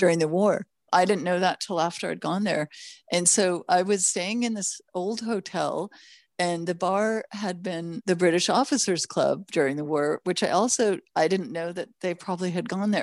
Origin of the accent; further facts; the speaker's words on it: Los Angeles, California, United States; also born or lived in Toronto, Canada / Mexico; I was born in Toronto, Canada, raised in Los Angeles